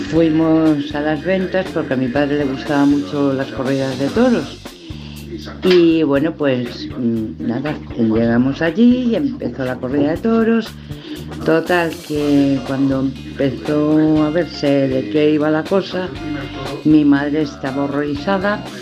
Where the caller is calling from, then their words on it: Madrid, Community of Madrid, Spain; de Madrid